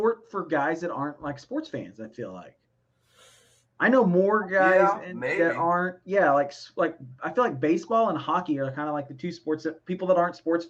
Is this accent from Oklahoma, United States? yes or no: yes; Oklahoma, United States; moved away; also born or lived in Dallas, Texas; I'm not originally from Dallas. I'm originally from Oklahoma, but I spent a lot of time in Dallas.